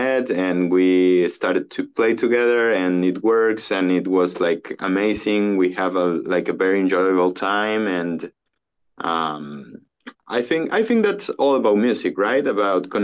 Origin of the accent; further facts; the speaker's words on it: Córdoba, Argentina; moved away as an adult; also born or lived in Mendoza, Argentina; now in Tulum, Mexico; my family is from Mendoza, but I lived in Cordoba from, like, since I was like four. So I'm more Cordobes than Mendocino